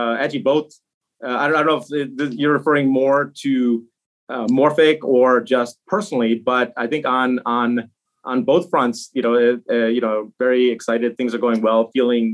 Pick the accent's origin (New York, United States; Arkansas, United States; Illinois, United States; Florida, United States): Illinois, United States; Chicago; also born or lived in India; I was born in India. But I came to the U.S. When I was very young, so just a couple years old. And so I essentially grew up American in Chicago. It was a western suburb of Chicago